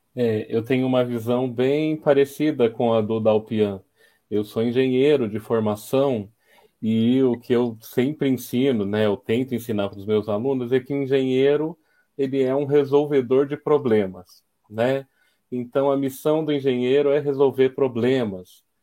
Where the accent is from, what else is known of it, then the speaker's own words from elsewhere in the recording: São Carlos, São Paulo, Brazil; Eu sou são carlense, né? Nasci em São Carlos